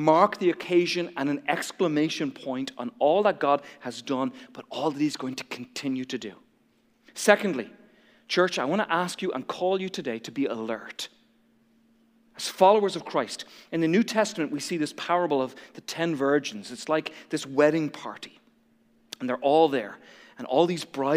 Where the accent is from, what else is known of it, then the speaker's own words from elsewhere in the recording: Ireland; moved away; I feel like a traitor to my own home country. I feel like I'm supposed to love golf and be good at golf because I'm from Ireland